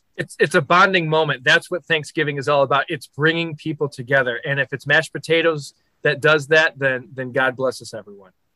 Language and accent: English; Michigan, United States; Being from Michigan